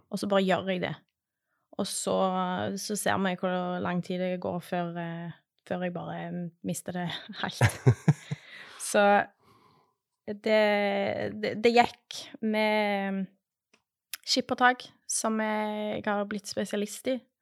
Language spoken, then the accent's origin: Norwegian; Western Norway, Norway; now in Stavanger, Norway; Jeg vokste opp på Vestlandet